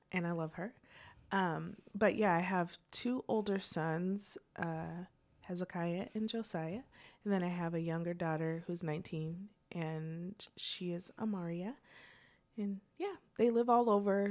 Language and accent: English; Portland, Oregon, United States; moved away as an adult; also born or lived in Vancouver, Washington; now in Muncie, United States; I was born and raised in Portland